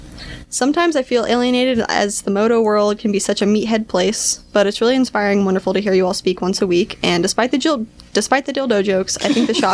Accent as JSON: {"language": "English", "town": "Chicago", "region": "Illinois", "country": "United States", "lives_now": "Nashville, United States", "said": "I am originally from Chicago, and when I moved to Nashville, I couldn't find a better group of intelligent and helpful people in the world."}